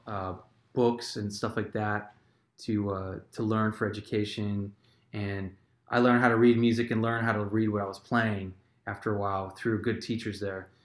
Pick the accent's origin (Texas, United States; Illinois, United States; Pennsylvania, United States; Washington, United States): Illinois, United States; Inverness; also born or lived in Elmhurst, Illinois / Elk Grove Village, Illinois; by about age three, I moved to Inverness, Illinois, which is a northwest suburb of Chicago, near Palatine